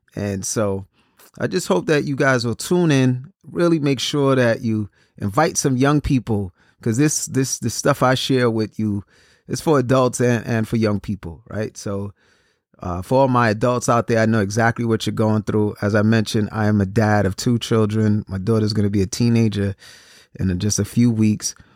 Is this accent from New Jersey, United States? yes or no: no; New York City, New York, United States; I'm originally from Brooklyn, New York